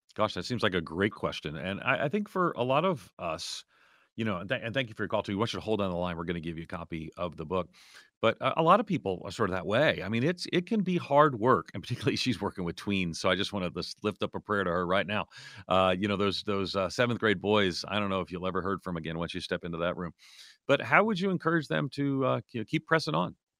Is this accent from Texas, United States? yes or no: no; outside of New York City, United States; moved away; also born or lived in Orlando; my parents, we grew up nominally Catholic outside of New York City